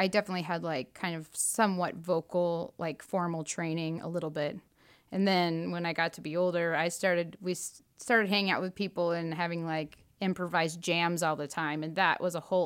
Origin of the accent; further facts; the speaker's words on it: Clinton, Illinois, United States; moved away as an adult; also born or lived in Rockford, Illinois / Chicago, Illinois / Austin, Texas; I currently live in central Illinois in my hometown